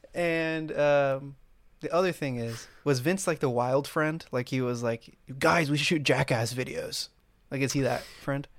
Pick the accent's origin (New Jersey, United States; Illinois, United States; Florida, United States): Florida, United States; Miami; I'm from Miami, we live in a very big city